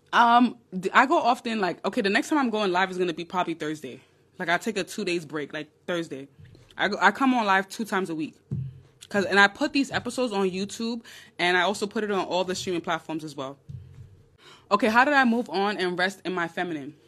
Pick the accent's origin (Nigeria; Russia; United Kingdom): Nigeria; I'm Nigerian